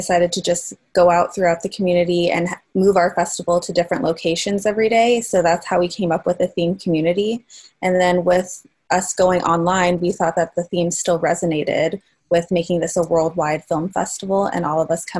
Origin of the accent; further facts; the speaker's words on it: Lincoln, Nebraska, United States; I grew up in Lincoln